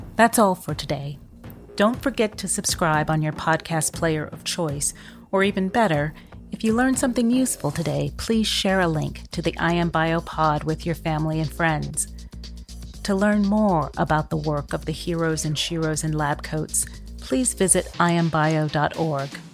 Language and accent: English; California, United States; growing up in California in the seventies and eighties